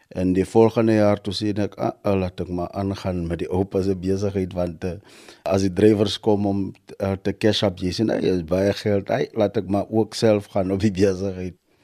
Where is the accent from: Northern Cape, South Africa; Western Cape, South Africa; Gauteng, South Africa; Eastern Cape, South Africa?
Eastern Cape, South Africa; Kirkwood; ek het groei graag op uh, Kirkut uh, in 'n lokasie wat se sê Moses Mabela